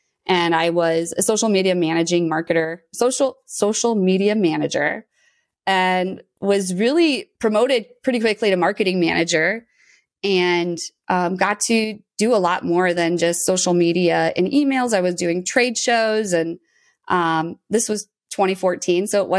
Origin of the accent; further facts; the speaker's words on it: Moline, Illinois, United States; I was born and raised in Moline, Illinois, so small town on the Mississippi River.